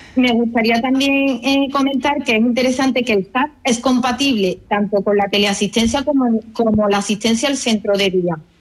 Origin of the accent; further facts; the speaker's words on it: Córdoba, Andalusia, Spain; now in Málaga, Spain; soy cordobesa, aunque resido en Málaga.